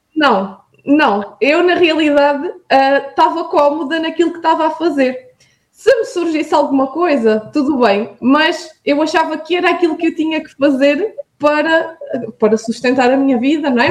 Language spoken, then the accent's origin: Portuguese; Vidigueira, Alentejo, Portugal; now in Viana do Castelo, Portugal; eu sou um, natural da Vidigueira, que é uma, uma terra alentejana entre Beja e Évora